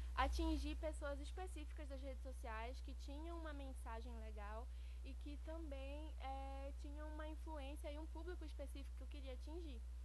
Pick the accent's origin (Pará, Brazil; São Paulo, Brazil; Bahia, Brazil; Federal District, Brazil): Pará, Brazil; Rondon do Pará; also born or lived in Breves, Brazil; now in Belém, Brazil; eu nasci, eu sou natural de Rondônia do Pará, que é interior do Pará, mais precisamente no sul do Pará.